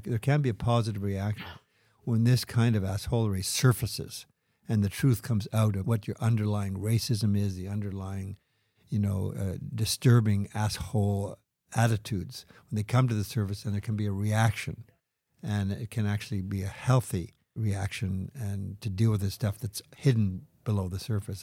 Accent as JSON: {"language": "English", "region": "Quebec", "country": "Canada", "tie": "born or raised there", "said": "growing up in Quebec"}